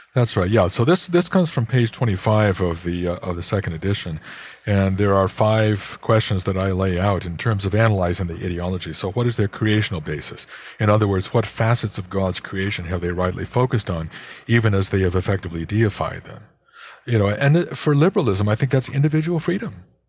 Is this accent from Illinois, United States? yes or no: yes; Chicago, Illinois, United States; my hometown of Chicago